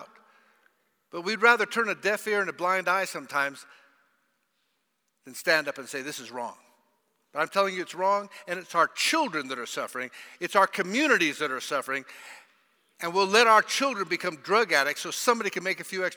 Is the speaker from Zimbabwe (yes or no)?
yes; Zimbabwe